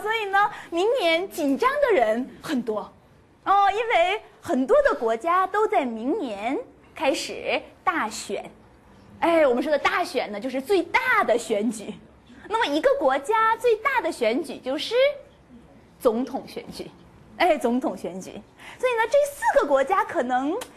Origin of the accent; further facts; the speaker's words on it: China; moved away; 我是中国的国籍，我是中国人